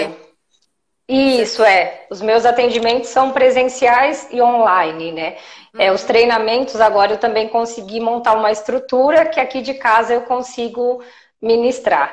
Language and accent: Portuguese; Jundiaí, São Paulo, Brazil; eu sou de Jundiaí, eu atendo Jundiaí, Campinas e região também